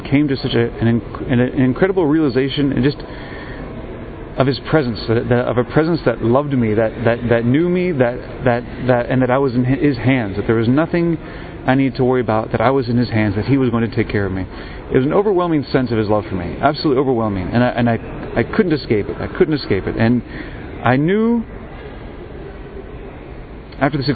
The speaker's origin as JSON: {"language": "English", "country": "United States", "said": "I'm an American seminarian, a deacon actually"}